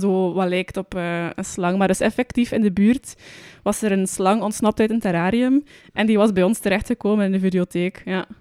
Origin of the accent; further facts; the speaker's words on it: Roeselare, Flanders, Belgium; bij ons in Roeselaar hebben we ook een, eh, een bioscopencomplex